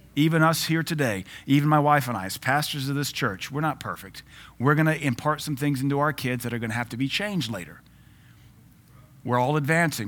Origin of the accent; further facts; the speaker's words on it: Louisiana, United States; I grew up in Louisiana